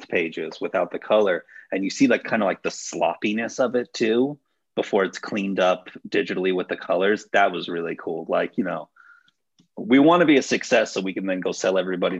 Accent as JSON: {"language": "English", "country": "United States", "said": "I am American"}